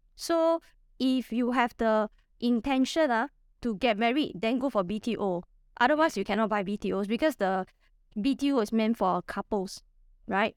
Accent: Singapore; I'm from Singapore, and I'm a property investor

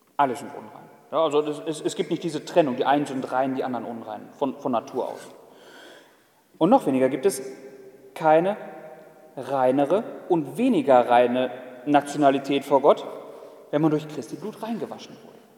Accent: Germany; Ich als Deutscher

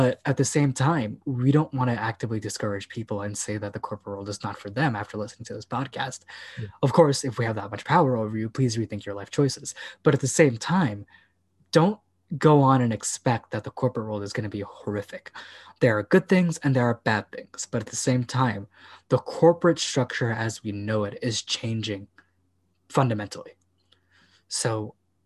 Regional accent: United States; I'm not European, I'm American.

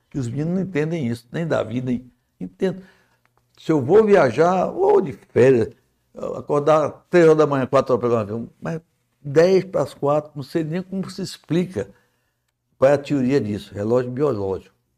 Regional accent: Pedro I street, Ceará, Brazil; also born or lived in Minas Gerais; eu nasci na Pedro

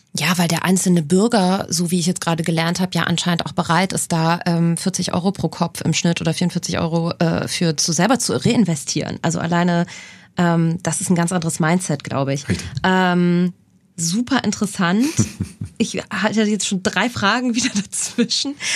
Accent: Cologne, North Rhine-Westphalia, Germany; in Köln tatsächlich, in meiner Heimatstadt

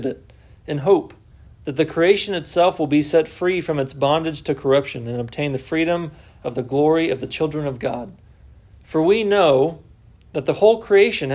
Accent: Texas, United States; also born or lived in Southwest Virginia; now in Virginia, United States; I'm from Texas

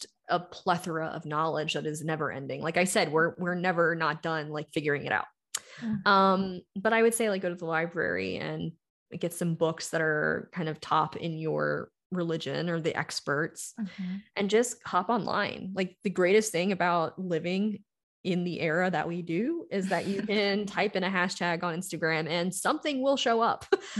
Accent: the South, United States; growing up in the South, in my family, and then being with my ex-husband, I had masked so long.

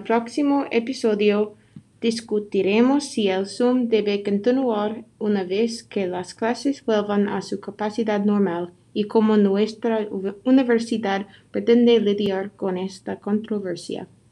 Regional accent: Illinois, United States; Spanish is a second language; moved away as an adult; De donde soy en Illinois siempre tenemos mucha nieve

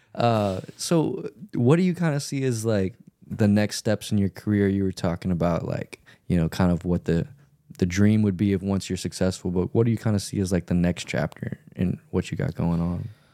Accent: Louisiana, United States; I grew up in Louisiana

